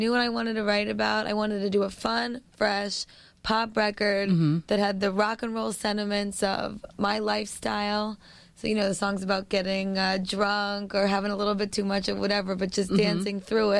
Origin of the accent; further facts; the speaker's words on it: New York City, New York, United States; Well, I grew up on the West Side.